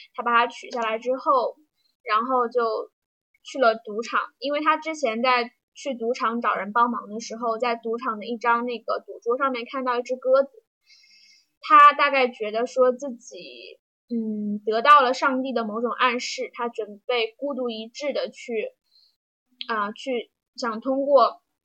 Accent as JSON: {"language": "Chinese", "town": "Jiujiang", "region": "Jiangxi", "country": "China", "tie": "born or raised there", "said": "待的地方呢，就是我的家乡江西九江。九江没有什么，嗯，特别有名的东西吧，就是一个四线小城市，在长江边"}